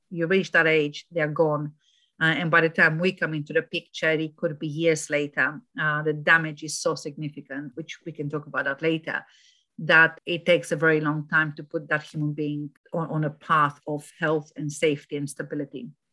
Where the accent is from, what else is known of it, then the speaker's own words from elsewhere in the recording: Romania; moved away as an adult; also born or lived in Germany; now in United Kingdom; I moved from Romania to Germany for a couple of years and from Germany to here